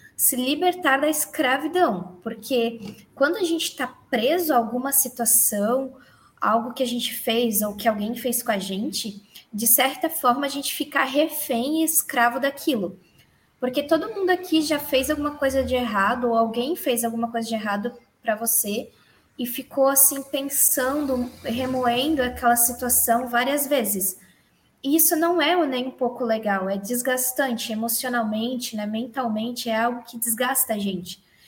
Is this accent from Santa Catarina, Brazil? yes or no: yes; Balneário Camboriú, Santa Catarina, Brazil; eu sou de Balneário Camboriú, Santa Catarina